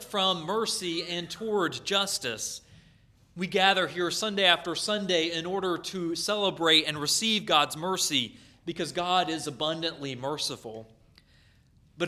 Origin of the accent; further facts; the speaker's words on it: North Carolina, United States; where I grew up in North Carolina